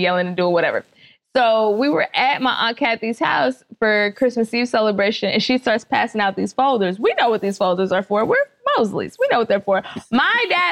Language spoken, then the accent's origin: English; Dallas, Texas, United States; also born or lived in Miami-Dade, Florida; now in Los Angeles, United States; I'm from Dallas, Texas